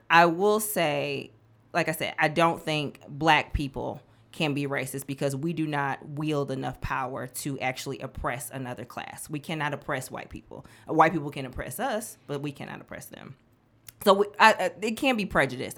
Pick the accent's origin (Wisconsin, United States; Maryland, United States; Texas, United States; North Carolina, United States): Wisconsin, United States; Milwaukee; moved away as an adult; also born or lived in Nashville, Tennessee; now in Memphis, United States; I was born and raised in Milwaukee, Wisconsin